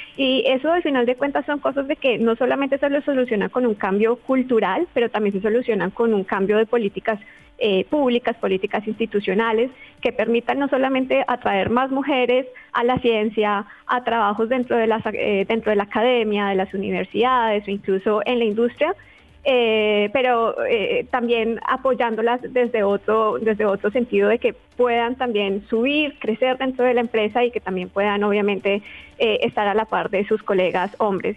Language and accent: Spanish; Colombia; soy colombiana